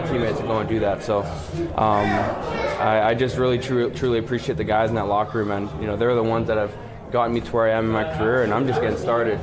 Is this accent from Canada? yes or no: yes; Winnipeg, Manitoba, Canada; my hometown